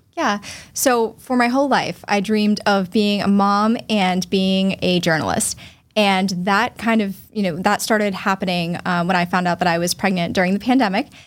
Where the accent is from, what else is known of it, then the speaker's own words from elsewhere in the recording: Falmouth, Massachusetts, United States; also born or lived in Boston; I was born in Boston, raised in Falmouth